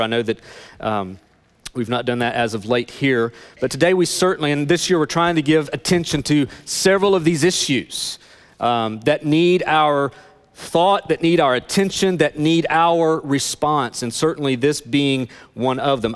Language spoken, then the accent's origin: English; Northeast Tennessee, United States; I grew up in Northeast Tennessee